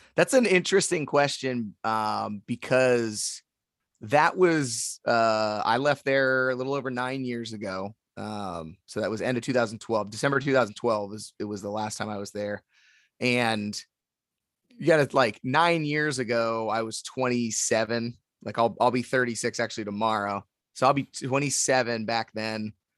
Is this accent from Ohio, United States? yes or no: yes; Youngstown, Ohio, United States; also born or lived in Columbus, Ohio; I was born and raised in Youngstown